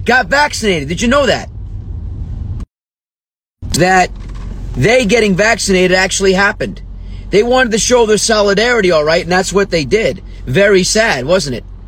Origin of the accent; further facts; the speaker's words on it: New Jersey, United States; my home state, lovely Garden State, New Jersey